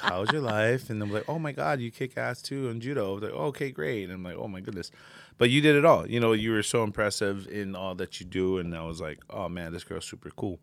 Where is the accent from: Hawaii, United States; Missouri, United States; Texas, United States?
Hawaii, United States; moved away; also born or lived in American Samoa / Samoa; I grew up in Hawaii for about ten, good ten years of my life